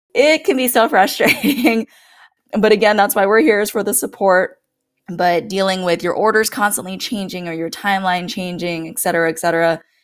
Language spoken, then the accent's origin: English; Guam; moved away as an adult; now in Norfolk, United States; I'm originally from Guam, and that is actually where my husband